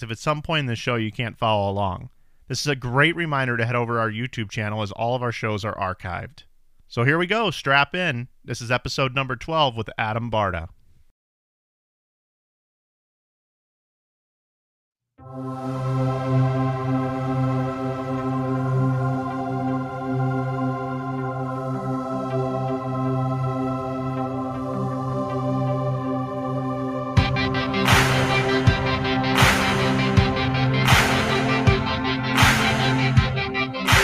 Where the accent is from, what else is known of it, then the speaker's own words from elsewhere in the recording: Missouri, United States; moved away; my home state of Missouri. I don't live there now